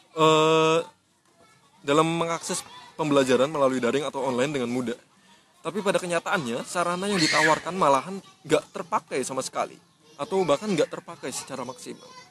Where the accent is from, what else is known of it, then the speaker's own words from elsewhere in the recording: Tangerang, Banten, Indonesia; moved away as an adult; also born or lived in Yogyakarta; gue asli Tangerang juga